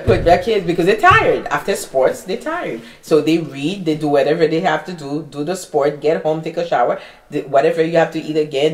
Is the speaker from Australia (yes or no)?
no; Haiti; English is a second language; now in United States; I was born in Haiti